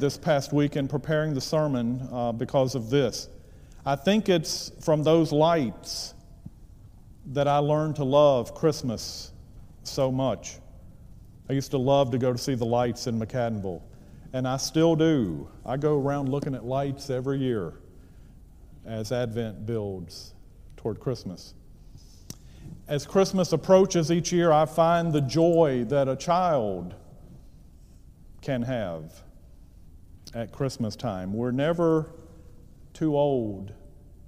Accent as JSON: {"language": "English", "area": "Gaston County", "region": "North Carolina", "country": "United States", "tie": "born or raised there", "also_born_or_lived": "Tennessee", "moved": "as an adult", "lives_now": "Cleveland, Tennessee, United States", "said": "I'm from Gaston County, North Carolina, which is used to be a textile community outside of Charlotte. In Gaston County, my home county"}